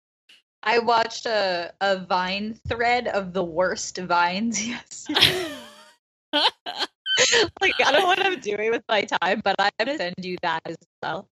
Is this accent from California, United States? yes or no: no; New York, United States; moved away as an adult; now in Los Angeles, United States; I grew up in New York my whole life. I moved to LA when I turned 18